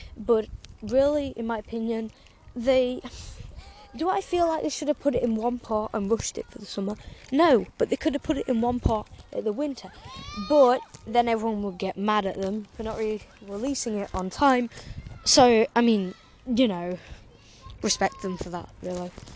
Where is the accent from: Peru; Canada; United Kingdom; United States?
United Kingdom; England; I wanted England to win because it's my home country